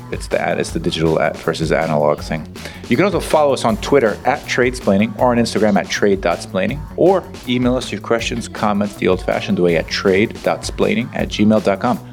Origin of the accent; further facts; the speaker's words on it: United States; As an American born in the U S